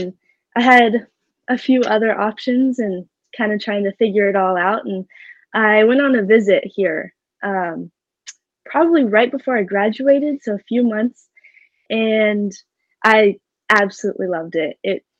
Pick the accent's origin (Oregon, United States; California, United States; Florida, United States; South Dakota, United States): Oregon, United States; Corvallis; I'm from Corvallis, Oregon.